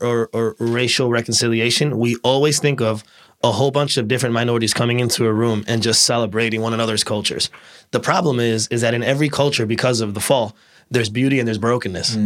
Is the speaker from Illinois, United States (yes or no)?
yes; Bartlett, Illinois, United States; Actually, I grew up in Bartlett